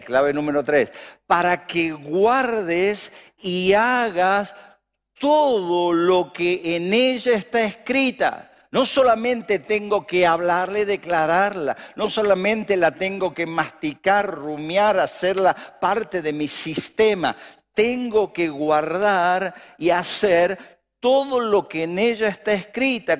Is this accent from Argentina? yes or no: yes; Argentina; Acá vamos a prosperar en Argentina, en mi tierra, en mi ciudad